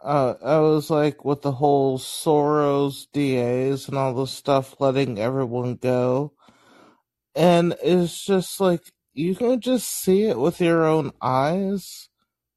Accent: Florida, United States; I'm from Florida

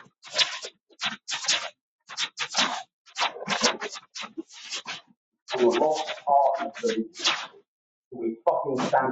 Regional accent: Ireland; I'm a gypsy. I'm a traveler. I'm Irish.

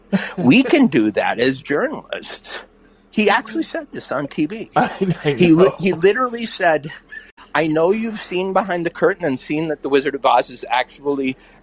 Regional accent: Ohio, United States; the preface that we're both from Ohio

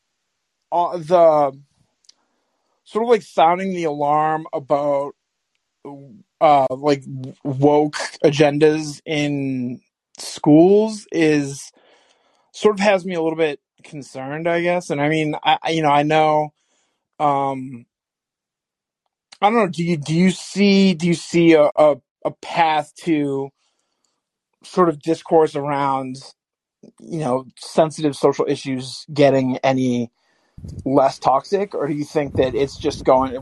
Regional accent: Massachusetts, United States; I am from Massachusetts

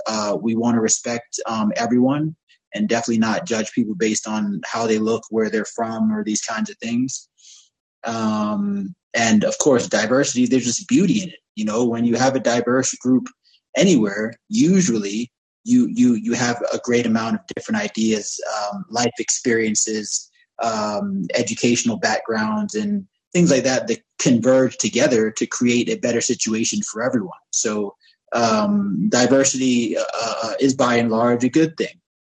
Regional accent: United States; moved away; also born or lived in United Arab Emirates; growing up in America

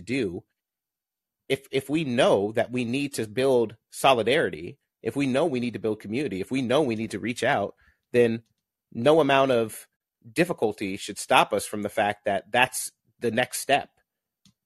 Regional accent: Southern Illinois, United States; I'm from Southern Illinois.

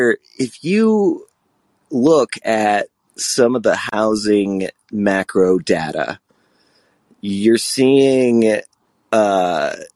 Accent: Vermont, United States; moved away; also born or lived in Colorado / California; I grew up and lived in most of these expensive places that you talked about. I'm from Vermont originally

